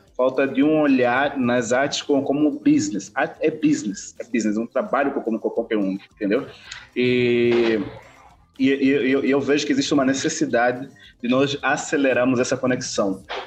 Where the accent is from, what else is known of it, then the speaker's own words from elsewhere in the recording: Bié, Angola; moved away as an adult; now in Brazil; sou de Angola, é, propriamente dito do, do BIE. É, moro no Brasil desde 2008